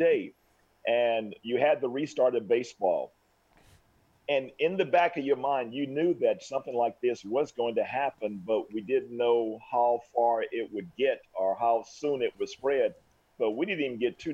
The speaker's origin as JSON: {"language": "English", "town": "Oklahoma City", "region": "Oklahoma", "country": "United States", "tie": "born or raised there", "moved": "as an adult", "lives_now": "Leawood, United States", "said": "I grew up in Oklahoma City, but living here in Kansas City, Leawood, Kansas, since 1986"}